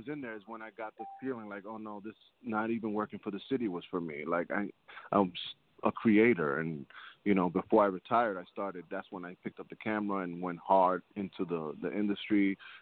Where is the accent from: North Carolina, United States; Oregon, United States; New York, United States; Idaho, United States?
New York, United States; New York City; Grew up in Manhattan